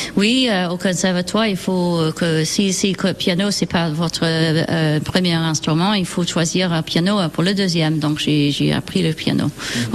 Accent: near Manchester, North West England, United Kingdom; French is a second language; moved away as an adult; now in France; Je suis née près de Manchester, en Angleterre

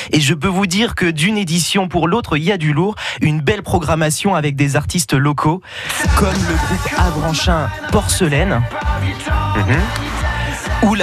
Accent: Normandy, France; accent: Norman; Alors, rassurez-vous, je ne ressortirai pas mon patois normand.

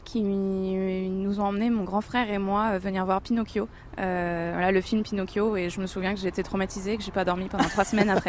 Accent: Amiens, Hauts-de-France, France; moved away as an adult; j'ai eu de la chance de grandir dans cette ville

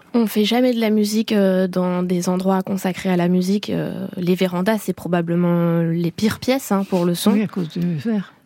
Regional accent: France; je suis née en France, je dirais que je suis davantage française, mais euh, j'ai grandi avec mon père qui est anglais

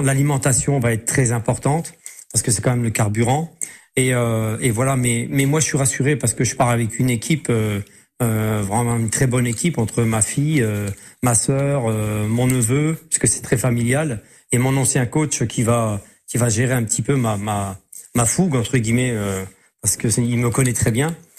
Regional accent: Metz, Grand Est, France; also born or lived in Semécourt; moi je suis né à Metz, je suis Mosellan, je suis Lorrain d'origine. Et j'habite effectivement euh, le petit village de Smécourt

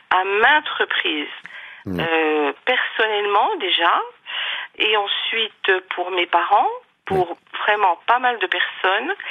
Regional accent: Territoire de Belfort, Bourgogne-Franche-Comté, France; moved away as an adult; je suis revenue en Franche-Comté parce que je suis de Franche-Comté, je suis mmh. du territoire de Belfort.

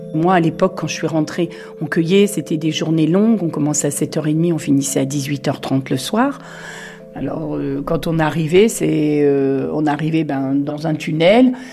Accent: Touraine, Centre-Val de Loire, France; moved away as an adult; also born or lived in Montoire-sur-le-Loir; Je suis née en Touraine et je suis arrivée en 1980 sur la région de Montoire

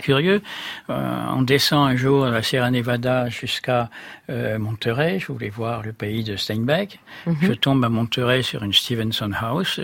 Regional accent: Brittany, France; du pays d'où je venais, de, ce bord de Bretagne

